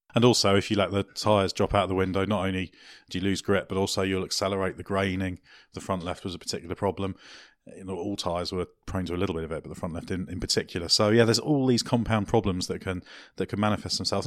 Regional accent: Guernsey; I'm originally from a tax haven

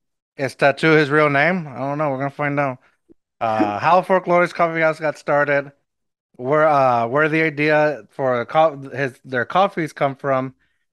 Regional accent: Eagle Pass, Texas, United States; now in San Antonio, United States

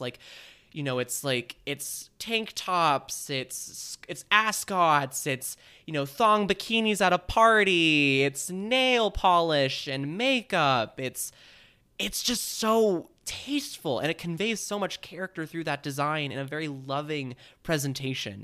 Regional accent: Bay Area, California, United States; I grew up in the Bay Area

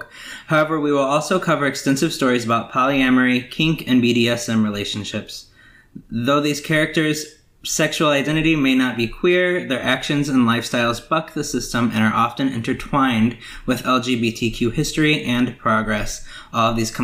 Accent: Gary, Indiana, United States; I'm an openly gay man from Gary, Indiana

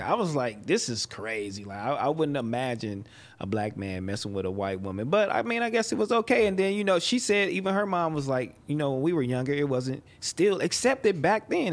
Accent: Los Angeles, California, United States; I come from Los Angeles, California

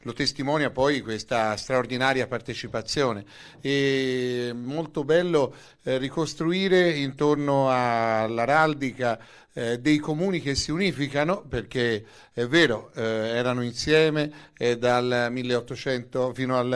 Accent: Florence, Tuscany, Italy; Consentitemi da fiorentino centrico come sono però di dire che eh, i due simboli, eh, sia il leone sia il Giglio lo vedo

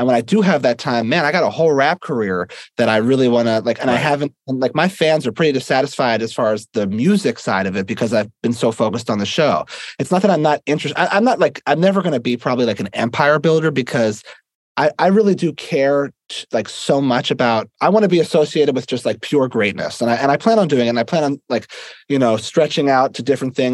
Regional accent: Philadelphia, Pennsylvania, United States; I'm from Philadelphia

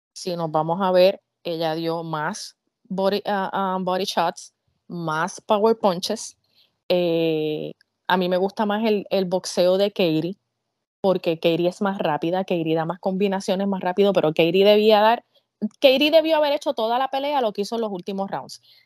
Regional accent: Puerto Rico; yo soy esa puertorriqueña

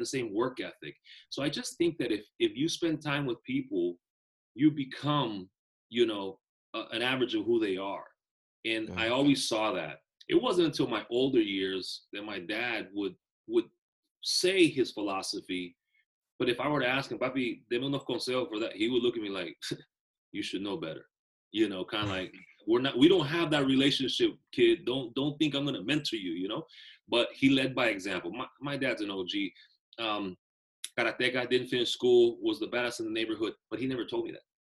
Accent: Bay Area, California, United States; also born or lived in Nicaragua; I grew up in the Bay Area

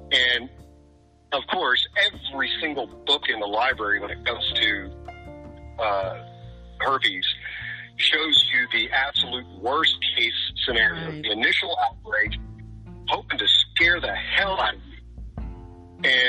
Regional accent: the South, Southern United States, United States; I'm a Southerner. So I was raised to be a Southern gentleman.

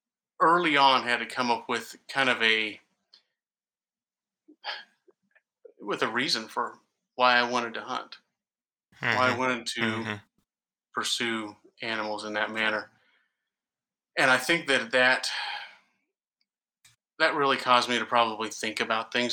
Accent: Tulsa, Oklahoma, United States; also born or lived in California; now in Wichita, United States; I grew up mostly in Oklahoma, northeastern Oklahoma, Tulsa area.

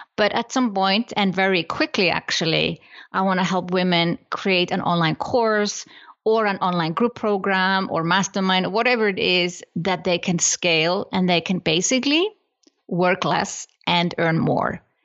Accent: Iceland; moved away as an adult; now in Switzerland; I come from Iceland

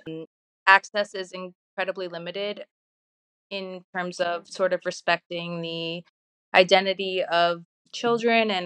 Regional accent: Baltimore, Maryland, United States; moved away as an adult; also born or lived in Russia; now in Odessa, Ukraine; I was actually in my hometown of Baltimore

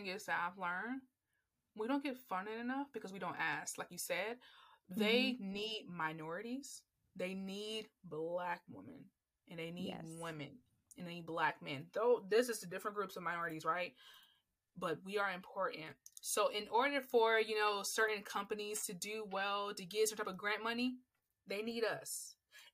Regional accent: Atlanta, Georgia, United States; accent: neutral; Because when people hear me talk, they don't think I'm from Atlanta. Like, no, I have a very neutral voice because I had to learn how to have a neutral voice.

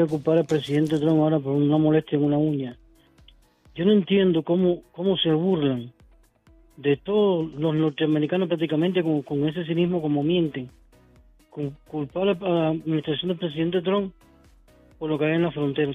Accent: Cuba; moved away; yo soy cubano

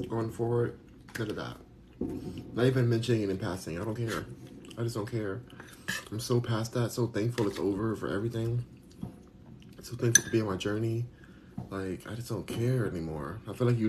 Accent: United States; I'm American

